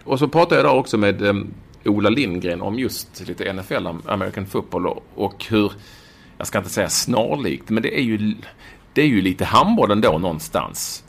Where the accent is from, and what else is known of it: Malmö, Skåne, Sweden; born or raised there; moved away as an adult; also born or lived in Copenhagen, Denmark; now in Denmark